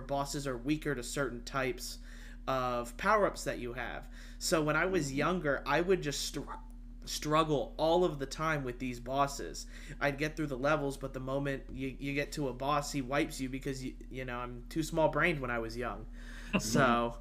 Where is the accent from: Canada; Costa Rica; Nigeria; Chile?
Costa Rica; I was born in Costa Rica